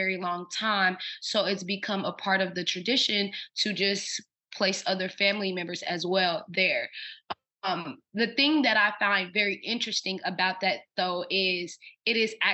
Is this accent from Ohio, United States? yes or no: yes; Cincinnati, Ohio, United States; now in New Orleans, United States; I am originally from Cincinnati, Ohio, born and raised.